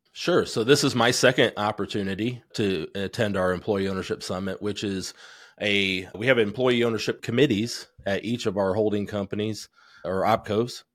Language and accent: English; Goshen, Indiana, United States; also born or lived in New Paris, Indiana; I grew up in Goshen, Indiana, part-time there and then part-time in New Paris, just south of there